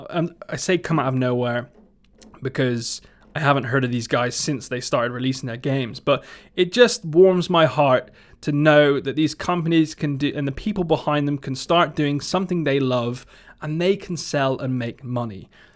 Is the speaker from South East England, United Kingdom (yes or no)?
no; Somerset, South West England, United Kingdom; accent: Somerset; my Somerset accent